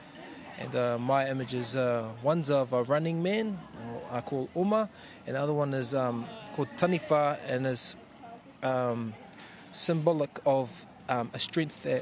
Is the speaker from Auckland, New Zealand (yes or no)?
yes; Auckland, New Zealand; also born or lived in Taipa, Northland; I was born in Auckland and brought up there, as well as in Taipa, far north.